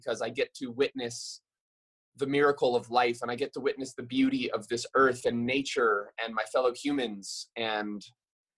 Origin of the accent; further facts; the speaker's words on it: Maui, Hawaii, United States; I'm born and raised on Maui and I grew up my whole life walking barefoot on this earth